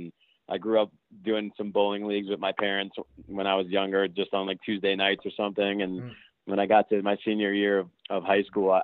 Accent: Long Island, New York, United States; when I was younger, growing up on Long Island

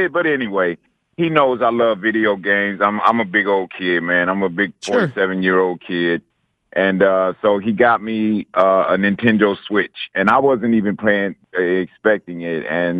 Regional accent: Detroit, Michigan, United States; now in Dothan, United States; I'm from Detroit, Michigan

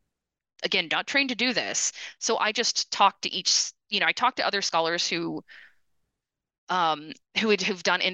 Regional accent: United States; also born or lived in Austin, Texas / outside Detroit, Michigan / Brazil; as an American who is either a grad student or a brand new professor

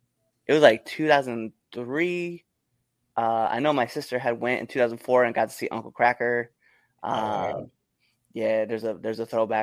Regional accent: Scottsbluff, Nebraska, United States; moved away; Cheyenne, Wyoming is only 2 hours from my hometown.

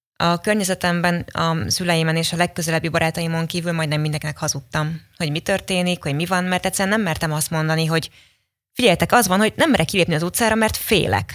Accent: Kaposvár, Somogy, Hungary; moved away as an adult; now in Budapest, Hungary; Kaposvári vagyok

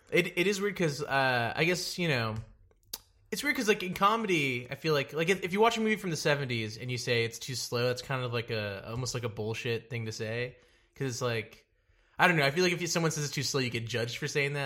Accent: Dallas, Texas, United States; I'm from Dallas

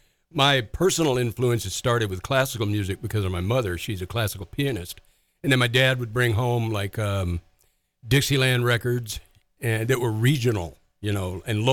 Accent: Dallas, Texas, United States; also born or lived in Baton Rouge, Louisiana; now in Arizona, United States; My family moved to Dallas when I was 9. We moved from Baton Rouge

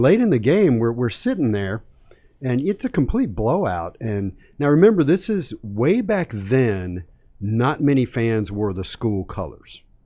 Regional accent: Charlottesville, Virginia, United States; I grew up in Charlottesville

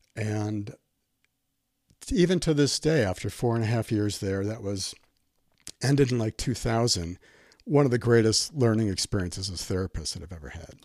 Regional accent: Milwaukee, Wisconsin, United States; moved away as an adult; also born or lived in Albuquerque; born and raised in Milwaukee

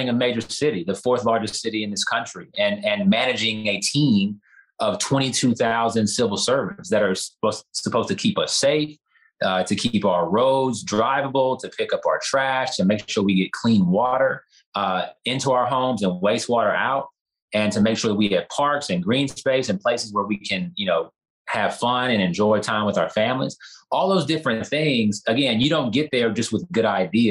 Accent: Houston, Texas, United States; I'm from Houston. I'm born and raised in this city

